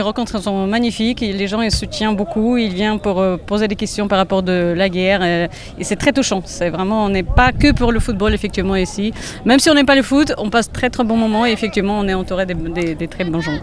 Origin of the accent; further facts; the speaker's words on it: Ukraine; now in France; mon pays natal qui est l'Ukraine